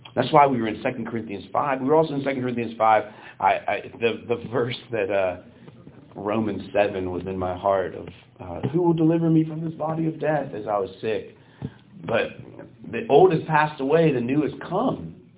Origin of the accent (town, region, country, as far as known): United States